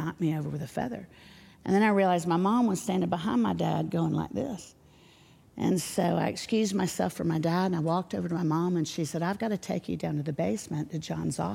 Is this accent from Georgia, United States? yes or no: no; Orlando, Florida, United States; now in Nashville, United States; I grew up in Orlando